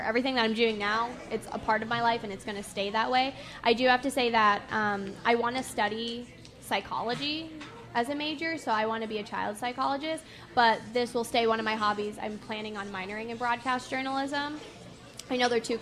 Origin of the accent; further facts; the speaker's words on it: California, United States; I was born in California